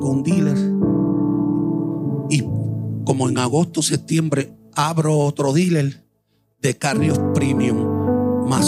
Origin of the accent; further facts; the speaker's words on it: Puerto Rico; moved away; Hace un año y algo y pico que estoy aquí en Honrando me vine de Puerto Rico